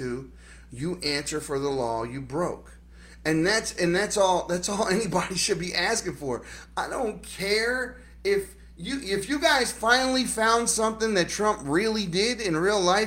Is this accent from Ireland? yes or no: no; Baltimore, Maryland, United States; moved away; I'm from Baltimore City. I'm from the inner city. I grew up around criminals.